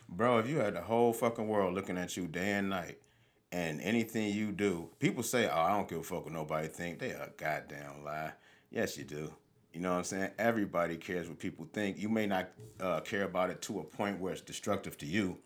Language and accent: English; Highland Park, Michigan, United States; I grew up in Highland Park, Michigan, until I was about ten years old